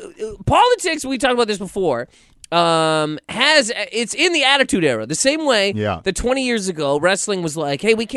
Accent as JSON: {"language": "English", "country": "Canada", "moved": "yes", "said": "I'm Canadian"}